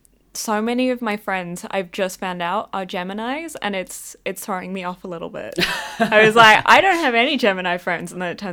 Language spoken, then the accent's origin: English; Scotland, United Kingdom; I feel like I'm also an Aries, which I feel goes hand in hand with being a Scot, so.